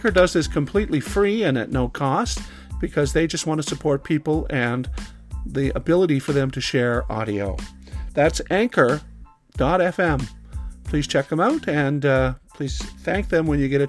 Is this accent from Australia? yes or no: no; Nova Scotia, Canada; also born or lived in Halifax, Nova Scotia / Lunenburg County, Nova Scotia; I was born in Nova Scotia, grew up on the streets of Halifax until I was around 10. I say streets of Halifax as a joke. And then I moved to Lunenburg County and grew up the rest of my time until I was 18.